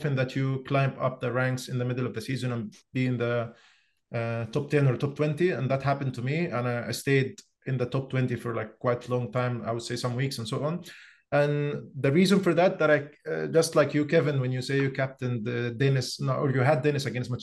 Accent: Egypt; moved away as an adult; now in Oslo, Norway; I'm originally from Egypt. I moved to Norway around 6 years ago, and I live in Oslo

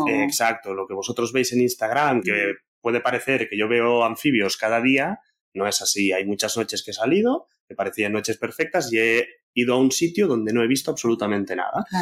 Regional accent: Barcelona, Catalonia, Spain; yo soy del centro de Barcelona

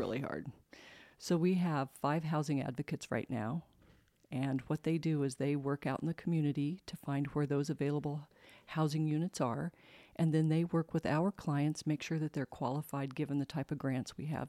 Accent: Colorado, United States; moved away as an adult; also born or lived in San Antonio, Texas; now in Spokane, United States; I grew up in Colorado

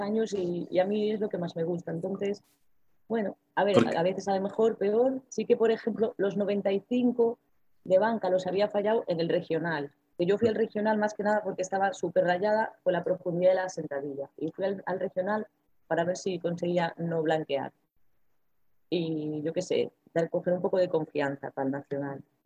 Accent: Ferrol, Galicia, Spain; como soy de aquí de Ferrol

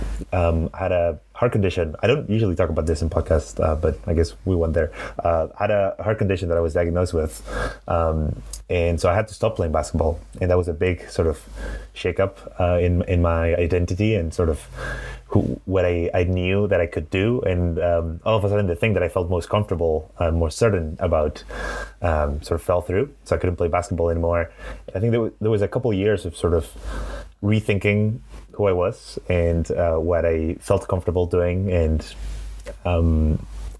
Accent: Madrid, Community of Madrid, Spain; accent: Spanish; English is a second language; also born or lived in Glasgow, Scotland / San Francisco; today from Madrid in Spain, which is where I'm from. So I grew up here in the city

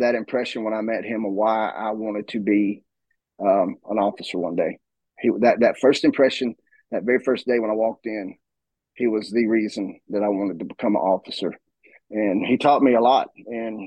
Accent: right outside of Atlanta, in Gwinnett County, Georgia, United States; moved away as an adult; now in Northeast Georgia, United States; I was born and raised in right outside of Atlanta, Georgia, in Gwinnett County

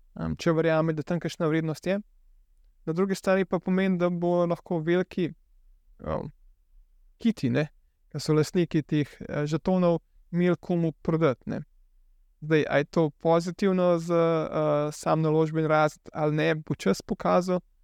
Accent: Slovenia; also born or lived in Canada; Jaz sem bil študent iz Slovenije

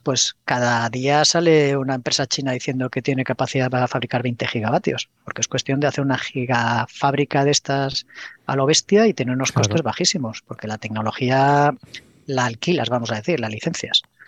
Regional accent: Pamplona, Navarre, Spain; moved away as an adult; also born or lived in Madrid; Yo soy de Pamplona, yo estaba trabajando en Madrid y, quería volverme a Pamplona

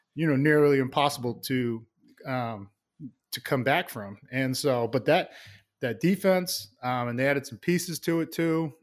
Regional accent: Plainville, Massachusetts, United States; I love growing up there. Uh, small town, Plainville, Massachusetts

